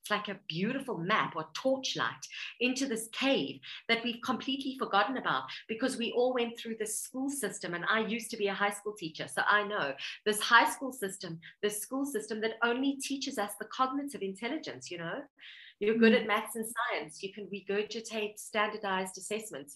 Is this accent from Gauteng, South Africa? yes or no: yes; Johannesburg, Gauteng, South Africa; I was born in Johannesburg, South Africa. My parents were immigrants